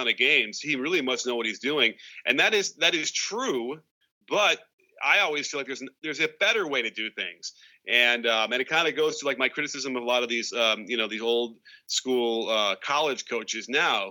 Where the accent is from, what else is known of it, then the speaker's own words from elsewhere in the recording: Chicago, Illinois, United States; I grew up in Chicago.